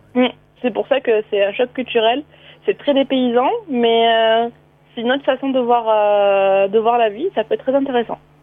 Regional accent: France; En tant que Français

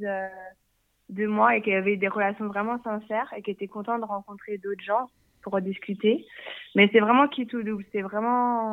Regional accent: France; moved away as an adult; now in Canada; je suis française, mais je vis au Canada depuis deux ans et demi

